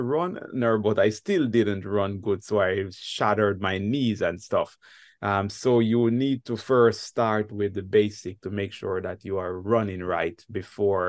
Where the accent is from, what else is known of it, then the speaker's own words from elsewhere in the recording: Ocho Rios, Saint Ann, Jamaica; now in France; I am a Jamaican, and the city that I was born is called Ocherios, but our locals, we call the city Ochi